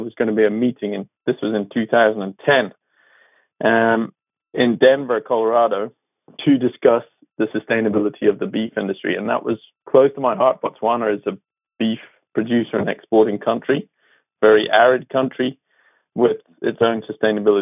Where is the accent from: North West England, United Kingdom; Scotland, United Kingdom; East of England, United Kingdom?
Scotland, United Kingdom; moved away as an adult; also born or lived in Australia; now in New Zealand; I grew up in Scotland in a farming community